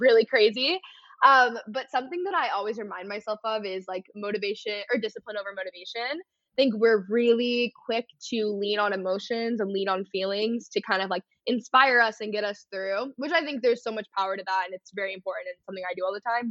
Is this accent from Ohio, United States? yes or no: no; North Texas, United States; growing up in North Texas